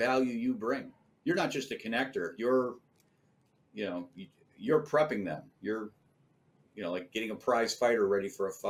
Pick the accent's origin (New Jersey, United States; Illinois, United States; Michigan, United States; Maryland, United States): Illinois, United States; Chicago; born there; You know, I was born in Chicago